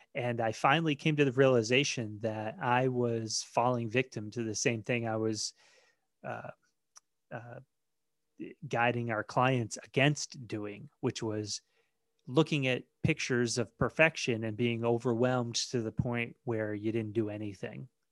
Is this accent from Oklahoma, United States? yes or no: no; Maine, United States; I was born and raised in Maine